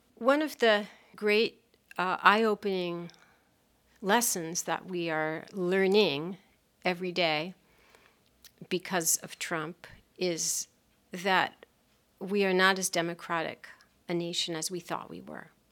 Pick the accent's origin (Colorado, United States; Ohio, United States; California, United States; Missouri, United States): California, United States; Los Angeles; I grew up in California in a, a lovely town on the beach on the Pacific called Pacific Palisades